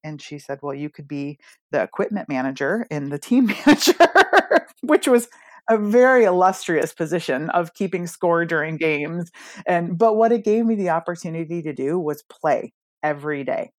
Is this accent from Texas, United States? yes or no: no; Rochester, Michigan, United States; grew up in Rochester, Michigan, outside of Detroit